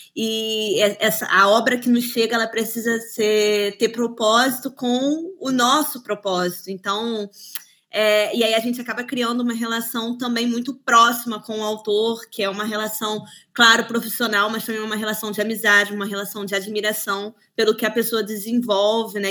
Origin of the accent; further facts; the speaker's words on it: Cabo Frio, Rio de Janeiro, Brazil; moved away as an adult; now in Switzerland; eu nasci em Cabo Frio, no Rio de Janeiro, e vivi lá até os meus 18 anos. É, nunca me mudei de lá, eu vim direto para a Suíça